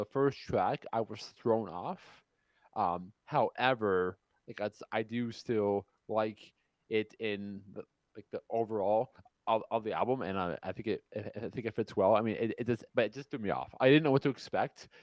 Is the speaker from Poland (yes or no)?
no; Canada; my hometown, like in Canada